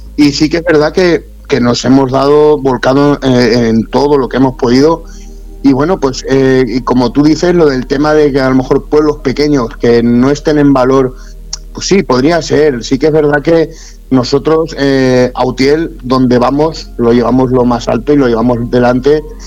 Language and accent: Spanish; Utiel, Valencian Community, Spain; Utiel, primeramente, es mi pueblo en el que yo he nacido